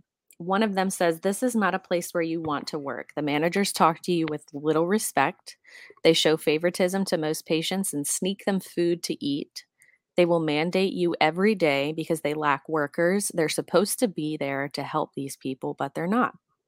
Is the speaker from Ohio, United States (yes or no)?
no; Virginia, United States; we're from Virginia